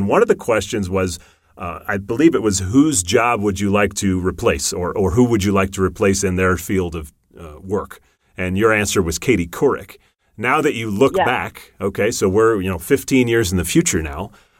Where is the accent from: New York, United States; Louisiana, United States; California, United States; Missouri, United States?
Missouri, United States; St. Louis; I grew up in St. Louis